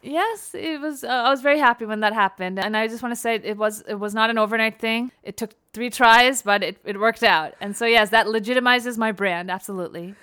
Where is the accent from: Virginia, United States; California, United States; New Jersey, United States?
New Jersey, United States; moved away as an adult; also born or lived in New York City, United States; now in Los Angeles, United States; having been born and raised in New Jersey, then after college, New York